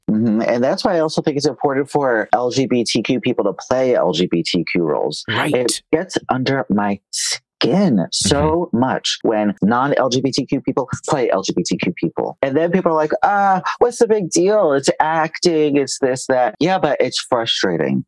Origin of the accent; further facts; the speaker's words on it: New York, United States; now in Los Angeles, United States; I live in Los Angeles and I grew up in New York